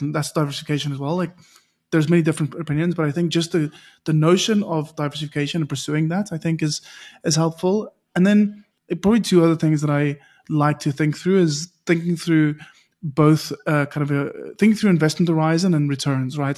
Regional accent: South Africa; a South African

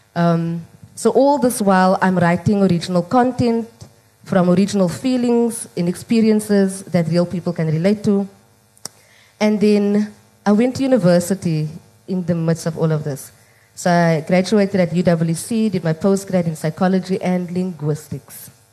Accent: Cape Town, Western Cape, South Africa; growing up in Mitchell's Plain

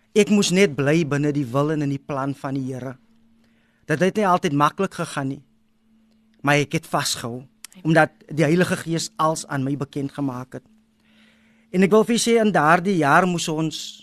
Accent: Wellington, Western Cape, South Africa; now in Kylemore, South Africa; ek het groot geword in Wellington

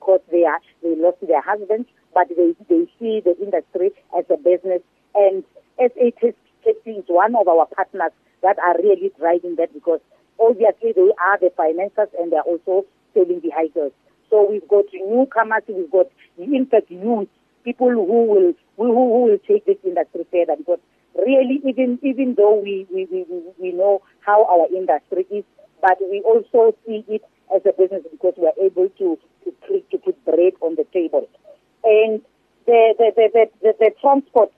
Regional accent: South Africa; together as South African, we can pray

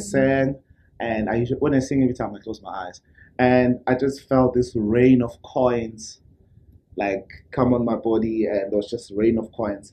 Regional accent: Soweto, Gauteng, South Africa; I was born and raised born in Soweto.

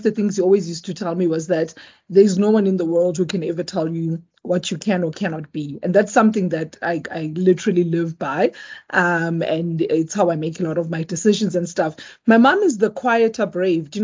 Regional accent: South Africa; also born or lived in Eswatini; So I am South African, but I wasn't born here. So I was born in Eswatini, previously Swaziland

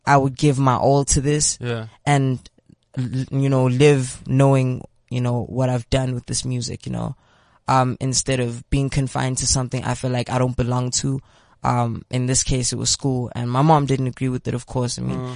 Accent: Pretoria, Gauteng, South Africa; I'm from Pretoria. I am 18 years old.

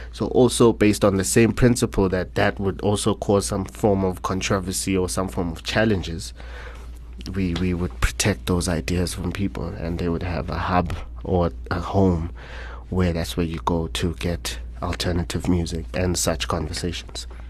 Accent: Soweto, Gauteng, South Africa; born and raised in Soweto, Orlando West, to be specific

